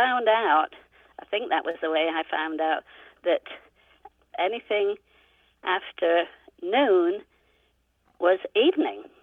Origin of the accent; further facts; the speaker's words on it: United Kingdom; moved away as an adult; also born or lived in New Orleans, United States; now in Oxford, Ohio, United States; I was born and raised in the UK, came to the US in 1967